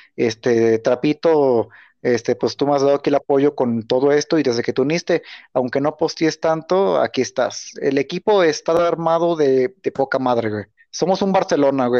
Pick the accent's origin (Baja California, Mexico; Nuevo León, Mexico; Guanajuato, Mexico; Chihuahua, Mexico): Guanajuato, Mexico; yo soy de Guanajuato